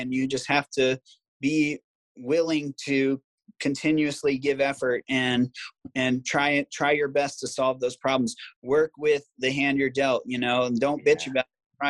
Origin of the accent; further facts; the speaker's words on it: Virginia Beach, Virginia, United States; also born or lived in Maryland / Ohio; I'm from Virginia Beach originally, but okay. I live in Virginia Beach, Maryland, Ohio. I moved around a lot as a kid.